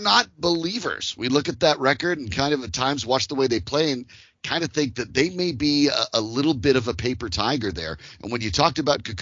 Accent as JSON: {"language": "English", "region": "Colorado", "country": "United States", "tie": "born or raised there", "said": "I live out in Colorado. And so growing up in Colorado, the Colorado Rockies did not exist when I was a little bit younger."}